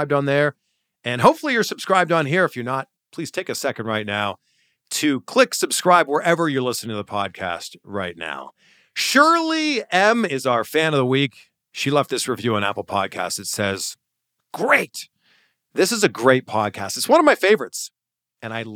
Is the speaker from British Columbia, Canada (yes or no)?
no; Pickering, Ontario, Canada; I grew up in Pickering, Ontario.